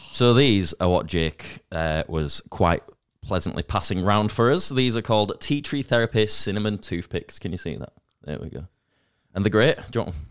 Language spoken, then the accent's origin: English; Leeds, Yorkshire and the Humber, United Kingdom